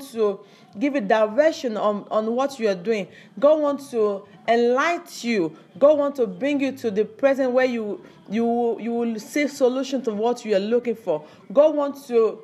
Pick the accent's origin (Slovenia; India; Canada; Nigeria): Nigeria; I belong to Yorubas, or I come to Africa, I'm Nigeria, I'm not from Cameroon, I'm not from Ghana